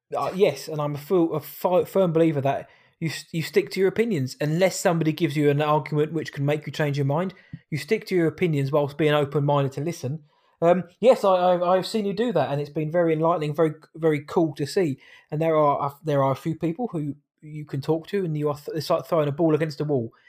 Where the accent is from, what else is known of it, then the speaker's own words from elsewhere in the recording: England, United Kingdom; I'm an English man